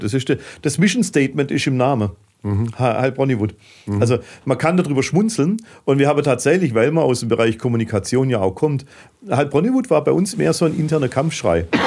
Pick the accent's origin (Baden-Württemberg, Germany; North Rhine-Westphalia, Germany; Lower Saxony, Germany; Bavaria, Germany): Baden-Württemberg, Germany; Heilbronn; meine Heimat